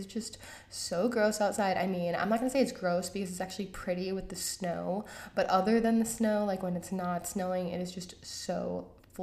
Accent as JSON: {"language": "English", "region": "Georgia", "country": "United States", "moved": "yes", "said": "I am from Georgia, I'm from the South"}